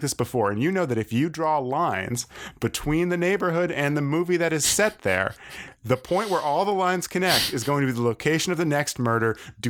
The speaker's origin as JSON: {"language": "English", "region": "Maine", "country": "United States", "lives_now": "Brooklyn, United States", "said": "I'm from Maine and I live in Brooklyn."}